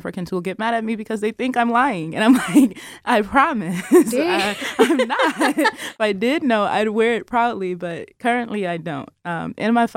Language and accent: English; Detroit, Michigan, United States; Detroit, guys, I promise.